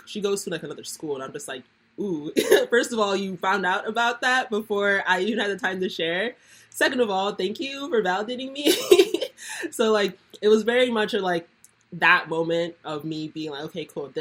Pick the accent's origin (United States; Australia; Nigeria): Nigeria; I'm Nigerian, and that's like very much a part of the culture